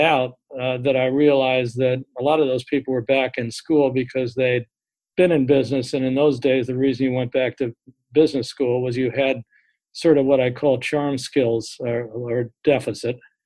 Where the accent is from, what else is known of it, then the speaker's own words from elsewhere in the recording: Greenwich, Connecticut, United States; also born or lived in Oklahoma; I grew up in the Greenwich, Connecticut area, although I was actually born in Oklahoma